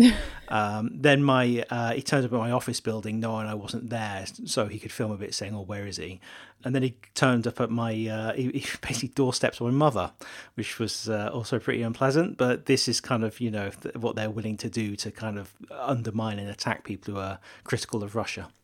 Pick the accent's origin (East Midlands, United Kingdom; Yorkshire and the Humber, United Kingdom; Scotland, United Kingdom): East Midlands, United Kingdom; Leicester; my hometown of Leicester.